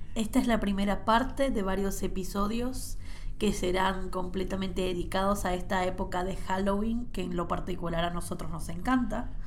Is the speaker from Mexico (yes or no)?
no; Cabimas, Zulia, Venezuela; Yo crecí en una casa en Venezuela, en Cabimas, en el estado Zulia